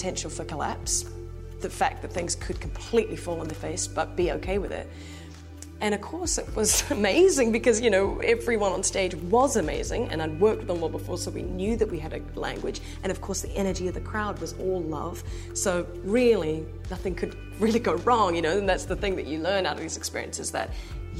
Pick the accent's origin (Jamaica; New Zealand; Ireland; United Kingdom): New Zealand; Hamilton, Waikato; now in New York City, United States; I'm from Hamilton, New Zealand.